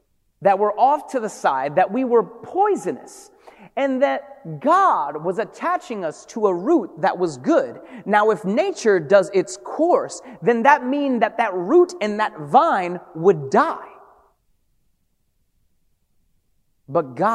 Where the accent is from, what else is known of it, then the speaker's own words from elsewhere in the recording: Hartford, Connecticut, United States; also born or lived in Brooklyn; my family from Brooklyn, and I was raised in Hartford